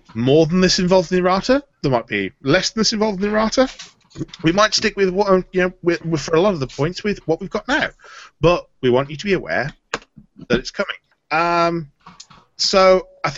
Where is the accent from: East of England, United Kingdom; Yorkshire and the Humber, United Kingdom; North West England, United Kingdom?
North West England, United Kingdom; Bolton; I was born in Bolton